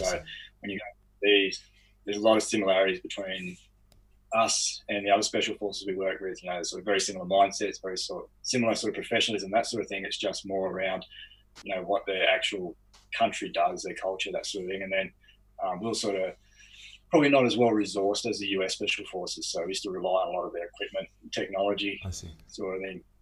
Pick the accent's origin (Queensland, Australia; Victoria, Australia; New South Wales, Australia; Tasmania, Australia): New South Wales, Australia; Lower Blue Mountains, outside Sydney; I grew up outside of Sydney, so in the Lower Blue Mountains